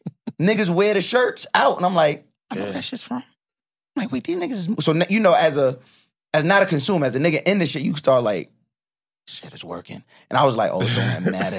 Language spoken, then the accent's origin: English; Long Island, New York, United States; Vance, I grew up with on Long Island